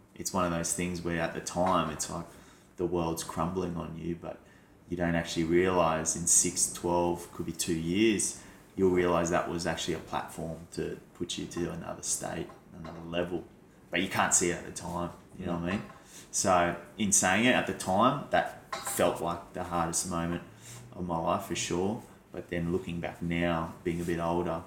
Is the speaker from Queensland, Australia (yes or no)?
yes; Brisbane, Queensland, Australia; moved away; because I'm from Brisbane originally, I'd go there watching, you know, footy teams play all through my childhood.